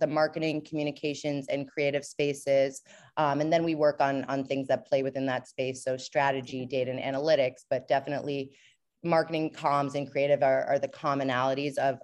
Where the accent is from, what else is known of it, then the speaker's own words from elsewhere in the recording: New York, United States; moved away as an adult; also born or lived in Portland, Maine; I'm from New York.